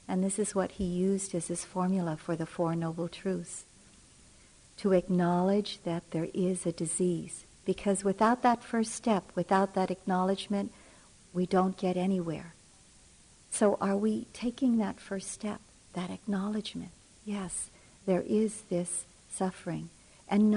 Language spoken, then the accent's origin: English; Philippines; moved away; I'm from the Philippines and was born there and did a large part of my maturing there